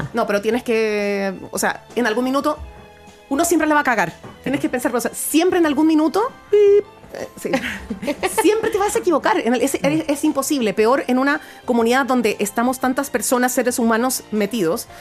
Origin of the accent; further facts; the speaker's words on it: Guayaquil, Guayas, Ecuador; accent: Ecuadorian; now in Chile; yo efectivamente nací en Chile, pero me crié en Guayaquil